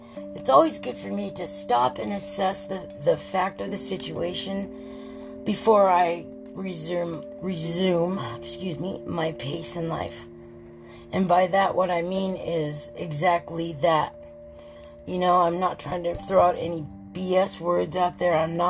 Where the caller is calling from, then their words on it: Southern California, United States; Did I tell you I'm calling from California? Southern California.